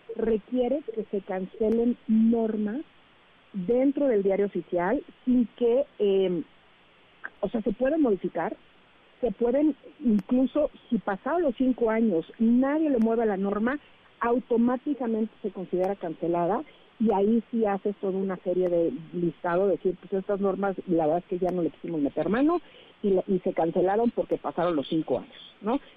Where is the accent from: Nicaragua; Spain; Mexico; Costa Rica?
Mexico; nosotros como mexicanos